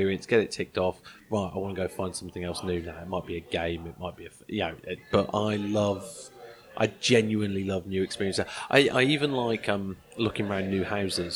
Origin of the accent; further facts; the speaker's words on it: England, United Kingdom; I've come all the way from England.